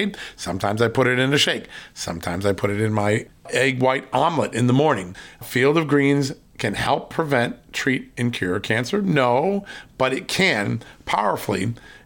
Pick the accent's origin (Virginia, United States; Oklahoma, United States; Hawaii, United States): Virginia, United States; from the great state, my home state, of Virginia